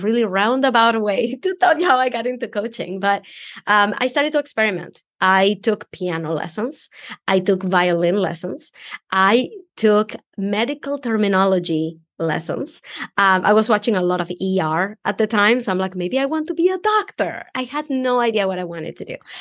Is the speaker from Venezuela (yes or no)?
yes; Venezuela; English is a second language; moved away as an adult; now in United States; because I'm an immigrant. I came from Venezuela